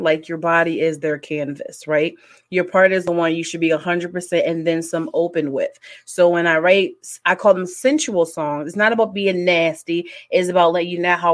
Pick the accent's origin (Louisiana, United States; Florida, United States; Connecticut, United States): Connecticut, United States; moved away as an adult; now in Indiana, United States; I'm originally from Connecticut, but as of like right now, I reside in the Midwest in Indiana.